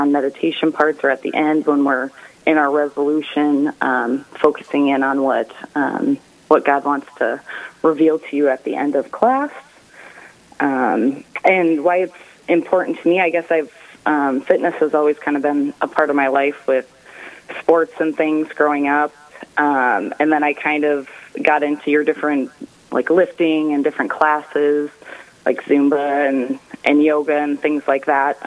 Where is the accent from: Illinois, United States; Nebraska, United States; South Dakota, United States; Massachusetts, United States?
South Dakota, United States; Dimock; now in Harrisburg, United States; I am from Dimmick, South Dakota, originally